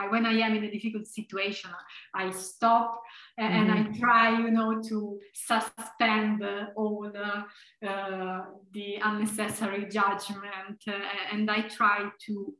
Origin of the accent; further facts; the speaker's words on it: Tuscany, Italy; moved away as an adult; also born or lived in Heidelberg, Germany; now in Leuven, Belgium; even though I come from Tuscany, I come from Italy